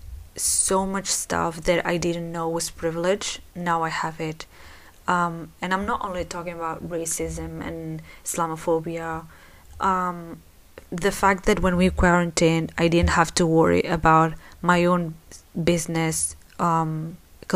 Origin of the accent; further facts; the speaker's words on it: Spain; I live in Spain. I was born in Spain, so I consider myself Spanish, but my parents are Moroccan